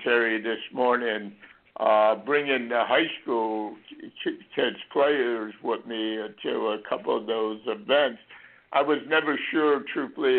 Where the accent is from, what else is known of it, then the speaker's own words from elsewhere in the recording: Florida, United States; when we grew up in Florida